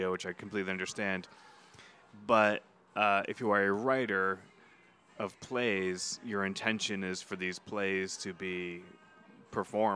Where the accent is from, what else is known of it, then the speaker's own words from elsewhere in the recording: New Hampshire, United States; moved away; from New Hampshire